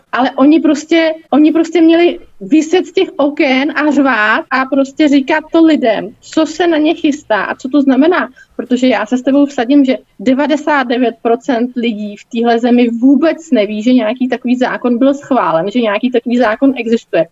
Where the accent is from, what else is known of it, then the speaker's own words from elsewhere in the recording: Czechia; jako Češi a jako české firmy